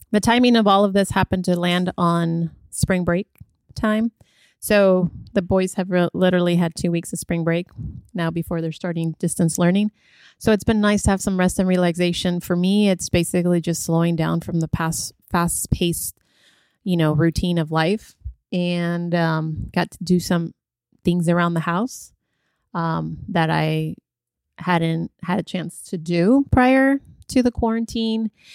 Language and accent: English; California, United States; I grew up in California